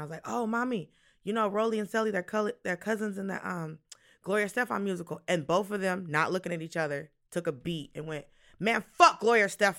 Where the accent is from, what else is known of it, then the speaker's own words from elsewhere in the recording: Miami, Florida, United States; born there; also born or lived in Oklahoma / Colorado; My childhood was sponsored by U-Haul. I was born in Miami. We moved to Oklahoma. My brother was born in Oklahoma.